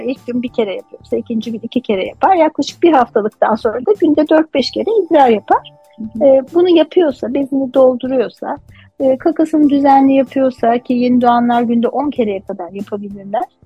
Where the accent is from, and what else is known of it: Turkey